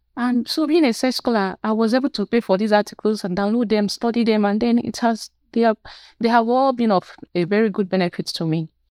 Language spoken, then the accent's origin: English; Nigeria; I'm from Nigeria.